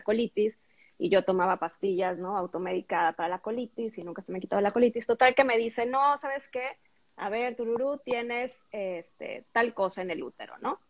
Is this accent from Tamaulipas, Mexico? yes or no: yes; Tampico, Tamaulipas, Mexico; en la secundaria y preparatoria, donde estudié en Tampico